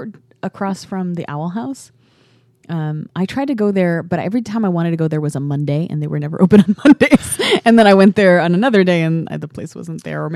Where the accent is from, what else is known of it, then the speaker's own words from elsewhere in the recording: Oregon, United States; And I come from Oregon.